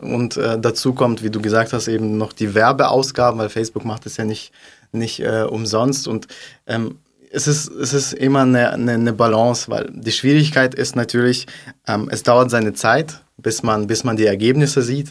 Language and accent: German; Kazakhstan; also born or lived in Stuttgart; now in Germany; komme aus Kasachstan.